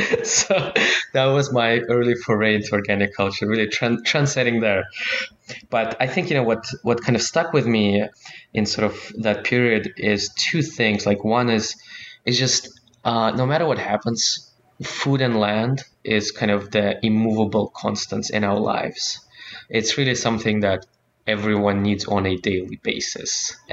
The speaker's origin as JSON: {"language": "English", "country": "Russia", "tie": "born or raised there", "said": "I like to say I was born in Soviet Union, raised in Russia"}